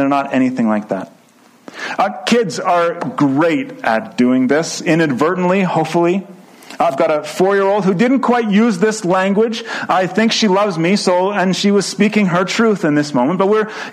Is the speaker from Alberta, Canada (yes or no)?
yes; Edmonton, Alberta, Canada; I grew up in the German bilingual program in Edmonton